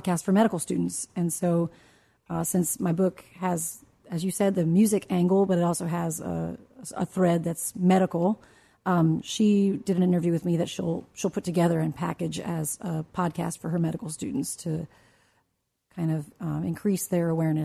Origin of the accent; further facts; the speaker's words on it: Washington, District of Columbia, United States; I grew up in the Washington area